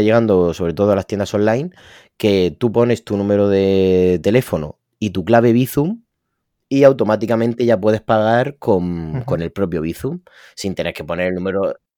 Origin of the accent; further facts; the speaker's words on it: Spain; yo soy de España